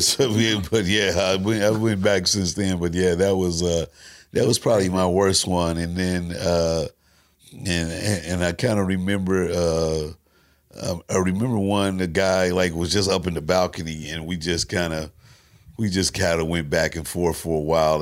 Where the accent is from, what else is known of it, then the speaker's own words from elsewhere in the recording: St. Louis, Missouri, United States; Me coming from Saint Louis